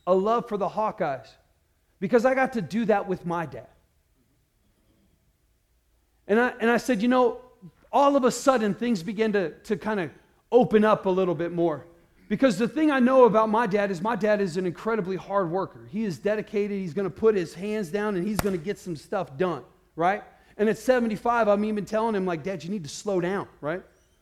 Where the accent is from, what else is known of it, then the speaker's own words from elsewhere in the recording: Iowa, United States; we grew up in Iowa and there was nothing else to do there